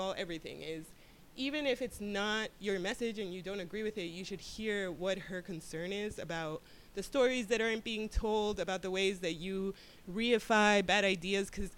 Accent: Miami, Florida, United States; I'm from Miami

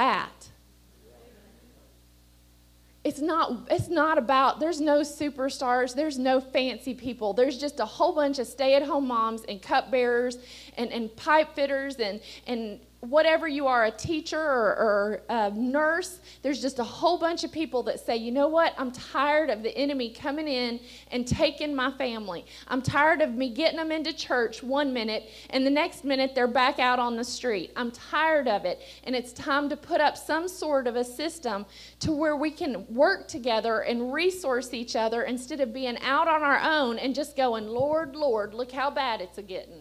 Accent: Appalachia, United States; we're Appalachian people

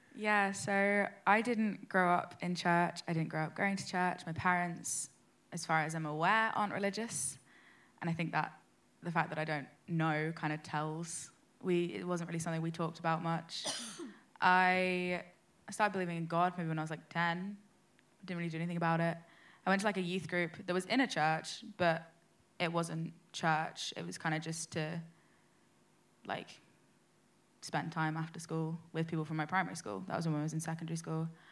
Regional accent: London, United Kingdom; I'm like 19. I'm from London.

